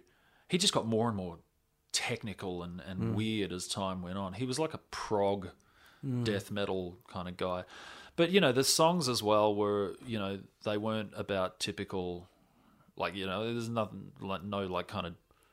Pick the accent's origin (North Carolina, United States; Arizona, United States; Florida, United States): Florida, United States; I'm from Florida